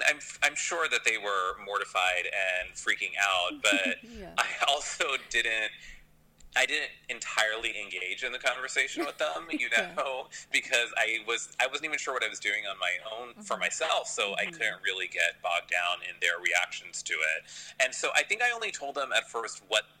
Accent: Pennsylvania, United States; moved away as an adult; now in New York, United States; I'm from Pennsylvania, so I went to Penn, which was just 2 hours away from home

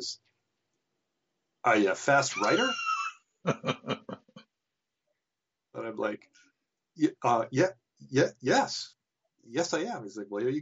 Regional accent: Canada; I'm Canadian

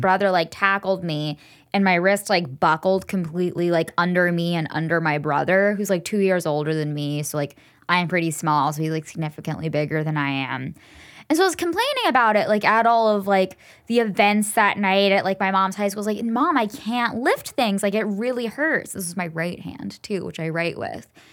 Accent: Enid, Oklahoma, United States; moved away; Enid, Oklahoma mall. It's where I grew up

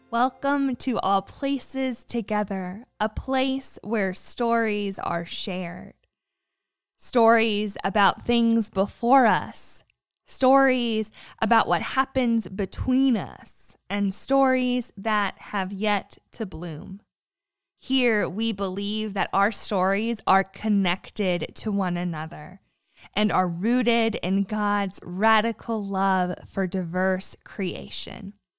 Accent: United States; now in Southwest Virginia, United States; I was born on Lake Erie and now live in Southwest Virginia with my husband and dog

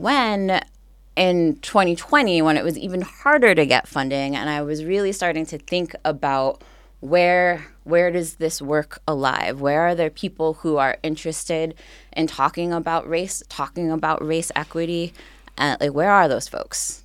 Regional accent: Montclair, New Jersey, United States; moved away; I grew up in a place called Montclair

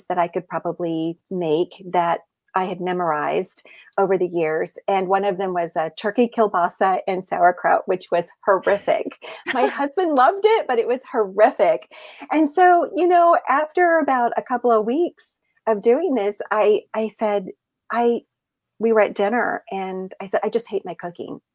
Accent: the South, United States; I grew up in the South

